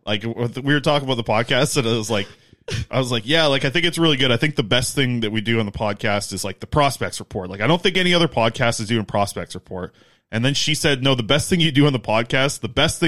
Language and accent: English; Nanaimo, British Columbia, Canada; my hometown in Nanaimo